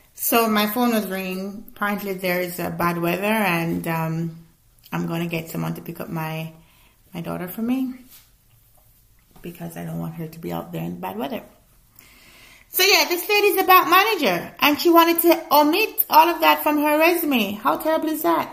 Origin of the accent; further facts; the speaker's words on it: Jamaica; I'm Jamaican, so I gotta put some of that patwa in there